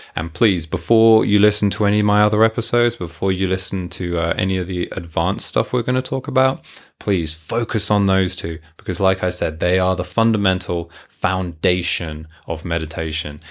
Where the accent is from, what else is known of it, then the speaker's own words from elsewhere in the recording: Hertfordshire, East of England, United Kingdom; moved away as an adult; also born or lived in Tokyo, Japan; now in Yamanashi, Japan; I am from London, England, originally, just north of London, Hertfordshire